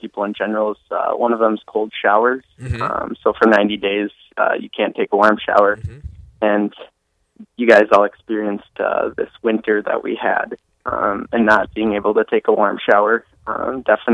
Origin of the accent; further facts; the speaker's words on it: Inver Grove Heights, Minnesota, United States; moved away as an adult; now in Fargo, United States; I'm from Invergrove Heights, but currently I'm going to school up at NDSU in Fargo